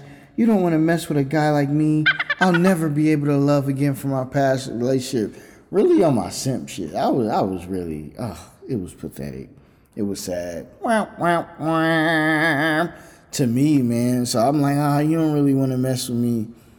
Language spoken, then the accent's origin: English; New York City, New York, United States; born there; also born or lived in Virginia / California; I was born in New York City. That's self-explanatory. But for music and everything, it flourished. Then I lived in Virginia